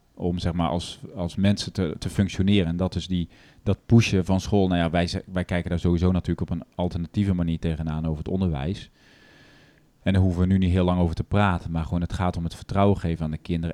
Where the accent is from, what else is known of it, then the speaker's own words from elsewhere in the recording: Netherlands; we dus als Nederlanders